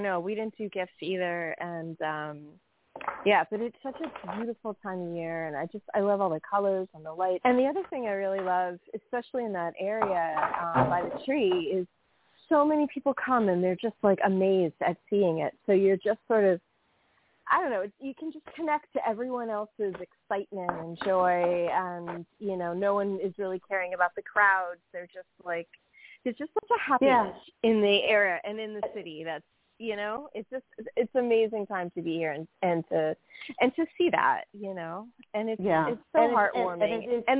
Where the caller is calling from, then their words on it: New York, United States; Hi, it's … from New York.